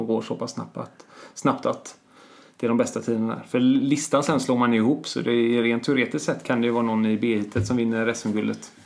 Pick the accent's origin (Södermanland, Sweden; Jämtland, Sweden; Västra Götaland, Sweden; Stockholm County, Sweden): Västra Götaland, Sweden; Bohuslän; för mig som bohuslänning